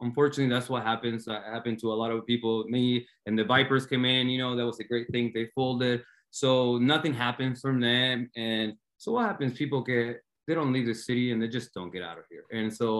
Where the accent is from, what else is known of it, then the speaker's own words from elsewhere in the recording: Argentina; now in Omaha, United States; I'm from born and raised in Argentina